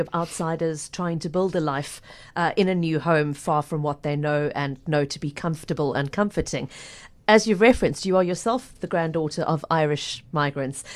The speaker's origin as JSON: {"language": "English", "country": "South Africa", "lives_now": "Cape Town, South Africa", "said": "my home country"}